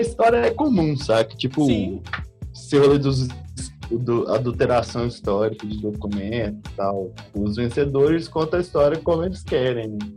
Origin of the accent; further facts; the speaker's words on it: Goiânia, Goiás, Brazil; eu lembro quando eu era moleque em, em Goiânia